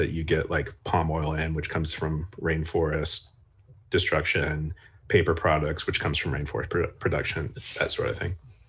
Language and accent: English; Garland, Texas, United States; moved away; I grew up in the suburbs of Dallas, Texas, a town called Garland. And, you know, it's a pretty conservative place.